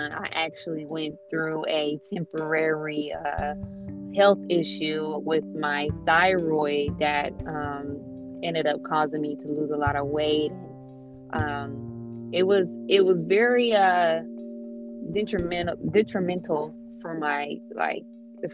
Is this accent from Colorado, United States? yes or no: no; Dayton, Ohio, United States; I am from Dayton, Ohio, born and raised.